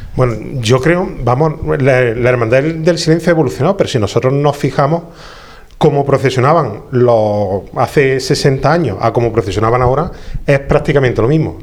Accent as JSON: {"language": "Spanish", "town": "Jaén", "region": "Andalusia", "country": "Spain", "said": "los que somos de Jaén"}